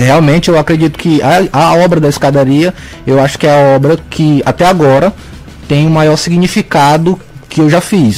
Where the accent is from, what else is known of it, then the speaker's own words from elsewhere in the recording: Tuntum, Maranhão, Brazil; also born or lived in Pará; now in São Luís, Brazil; Eu nasci no Pará, mas fui muito criança pro interior do Maranhão, cidade de Tuntum, no Maranhão.